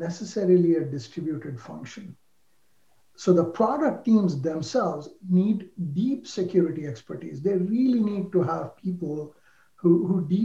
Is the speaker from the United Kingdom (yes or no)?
no; India; moved away; I grew up in India